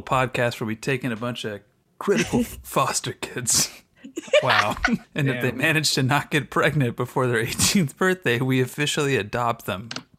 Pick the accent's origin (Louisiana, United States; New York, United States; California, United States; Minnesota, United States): California, United States; Los Angeles; Nick and I grew up in the San Fernando Valley